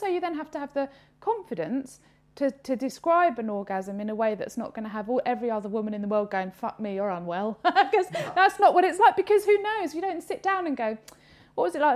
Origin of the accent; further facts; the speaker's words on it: United Kingdom; we're British